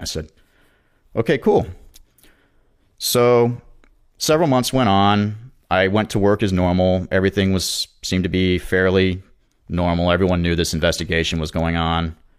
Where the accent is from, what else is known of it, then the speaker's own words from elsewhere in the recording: Jacksonville, Florida, United States; moved away as an adult; also born or lived in Charleston, South Carolina; I was originally from Jacksonville